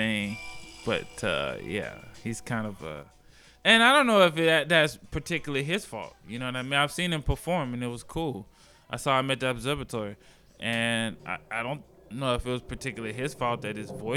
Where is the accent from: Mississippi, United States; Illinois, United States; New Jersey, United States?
Mississippi, United States; I'm from Mississippi.